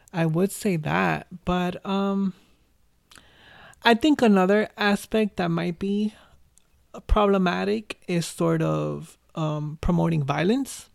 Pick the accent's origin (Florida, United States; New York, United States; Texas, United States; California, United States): New York, United States; New York City; I was born and raised in the Bronx.